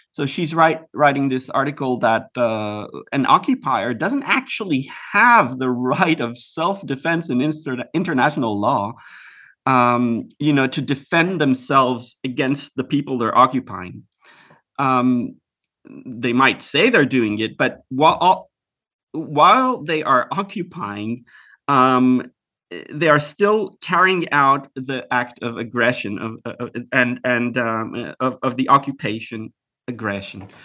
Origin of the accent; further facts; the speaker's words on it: Israel; also born or lived in Houston, Texas, United States; I grew up in Israel